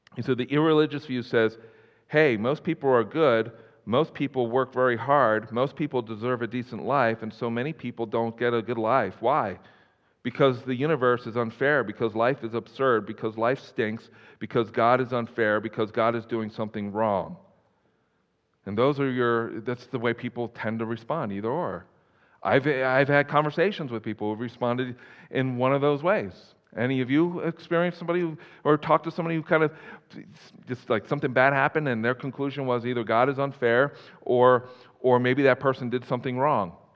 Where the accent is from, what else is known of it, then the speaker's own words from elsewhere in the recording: Philadelphia, Pennsylvania, United States; moved away as an adult; also born or lived in Colorado; now in Wyoming, United States; I'm originally from the Philadelphia area